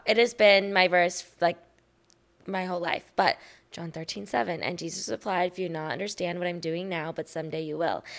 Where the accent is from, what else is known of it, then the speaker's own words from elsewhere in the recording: Austin, Texas, United States; I'm born and raised in Austin, Texas